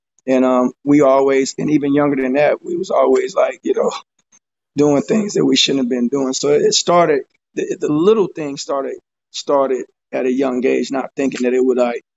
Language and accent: English; Fort Worth, Texas, United States; I'm from Fort Worth, Texas